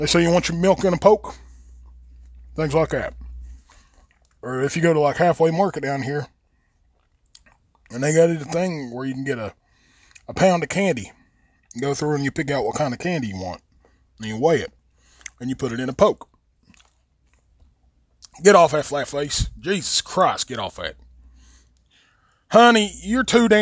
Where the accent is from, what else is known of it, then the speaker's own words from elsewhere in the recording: Logan, West Virginia, United States; moved away as an adult; also born or lived in Mingo County, West Virginia; I'm originally from Logan, but I live here now